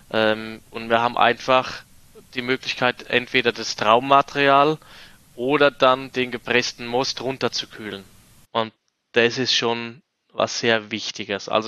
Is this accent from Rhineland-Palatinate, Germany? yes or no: yes; Rhineland-Palatinate, Germany; ich meine, ich komme als Quereinsteiger aus der Pfalz und habe dann eigentlich so meine ersten Weine in der Wachau gemacht